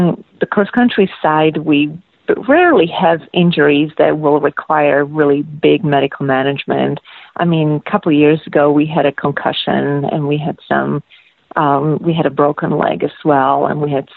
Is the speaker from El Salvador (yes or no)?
no; Slovakia; moved away as an adult; also born or lived in Anchorage, Alaska / Seattle / Texas; now in Alaska, United States; I'm originally from Slovakia, and I spent 5 years on the Czechoslovakian national team, and I was actually recruited from a university back home in Slovakia